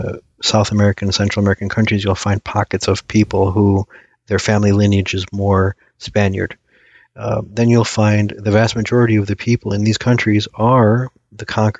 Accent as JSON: {"language": "English", "country": "Iraq", "said": "So somebody in Iraq, my home country, tell"}